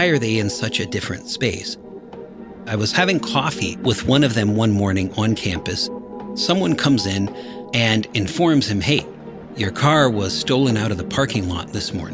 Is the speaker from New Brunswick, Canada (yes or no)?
no; Kitchener, Ontario, Canada; I was born in Kitchener, Ontario, a suburb about 1 hour south of Toronto